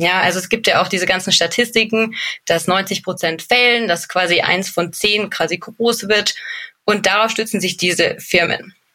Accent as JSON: {"language": "German", "town": "Munich", "region": "Bavaria", "country": "Germany", "tie": "born or raised there", "said": "Ich komme aus München, also gebürtiges bayerisches Kindle, sage ich gern dazu"}